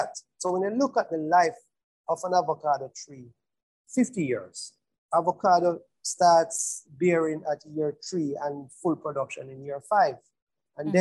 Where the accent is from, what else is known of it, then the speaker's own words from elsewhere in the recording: Mocho, Clarendon, Jamaica; my community Moko